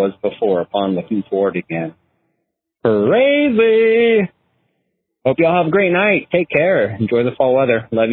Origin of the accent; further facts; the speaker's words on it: Southern California, United States; moved away; my hometown in Southern California